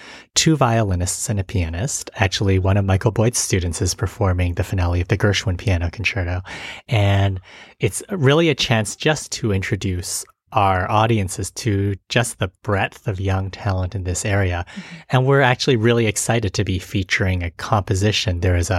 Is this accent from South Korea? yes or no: no; Edmonton, Alberta, Canada; now in Toledo, United States; the Edmonton Symphony Orchestra, my hometown